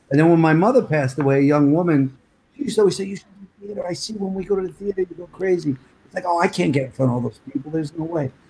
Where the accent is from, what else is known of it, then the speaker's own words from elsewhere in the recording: New Jersey, United States; also born or lived in New York, United States; I you know, I grew up like in Jersey and New York